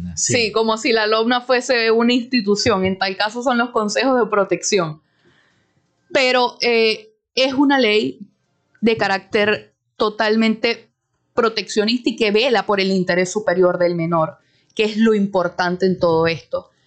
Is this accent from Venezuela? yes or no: yes; Venezuela; nosotros como venezolanos